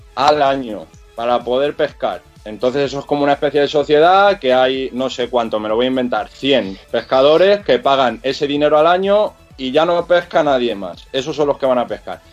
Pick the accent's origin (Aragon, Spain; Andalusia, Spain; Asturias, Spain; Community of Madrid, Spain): Community of Madrid, Spain; Madrid; now in Getafe, Spain; yo soy, yo soy de Vallecas, ahora vivo en Getafe, en Madrid, pero, pero soy de, de aquella zona